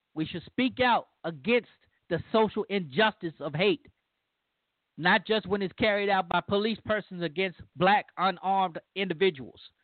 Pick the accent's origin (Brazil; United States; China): United States; Louisiana; moved away; my home state